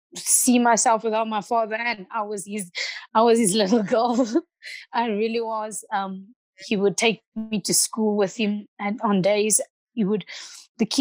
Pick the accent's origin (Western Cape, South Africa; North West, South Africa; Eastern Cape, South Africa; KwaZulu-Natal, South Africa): Eastern Cape, South Africa; Port Elizabeth; I grew up in Boysen's Park. I started judo in Boysen's Park.